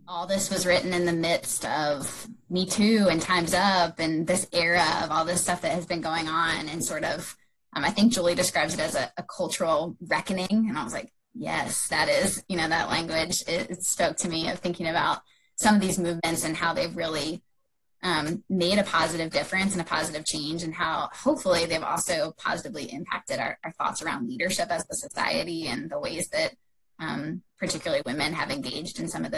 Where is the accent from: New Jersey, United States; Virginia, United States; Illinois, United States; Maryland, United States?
Maryland, United States; outside of Baltimore; I grew up outside of Baltimore